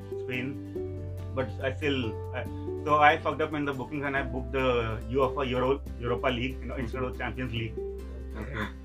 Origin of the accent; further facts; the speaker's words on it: Delhi, India; moved away as an adult; also born or lived in Australia; now in Ireland; from Delhi